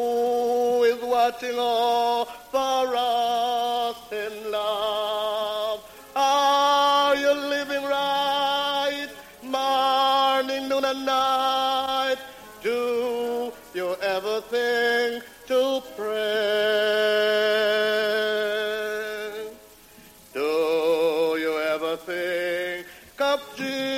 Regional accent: Jamaica; now in Sheffield, United Kingdom; I'm from Jamaica, but I am now living in Sheffield

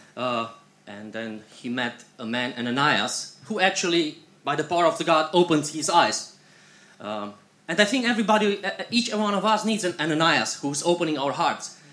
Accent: Iași, Iași County, Romania; We are coming from Iași, this is northeastern Romania, and um, um, we have three boys at home with our grandparents.

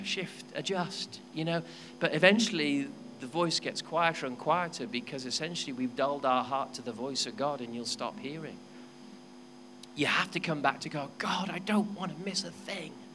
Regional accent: Wales, United Kingdom; I'm a Welshman.

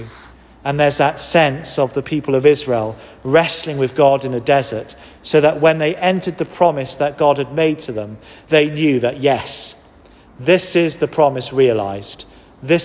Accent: Wales, United Kingdom; now in England; as a Welshman

